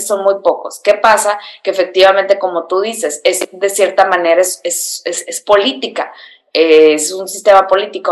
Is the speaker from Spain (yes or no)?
no; Mexicali, Baja California, Mexico; moved away; soy de Mexicali, donde no pasa nada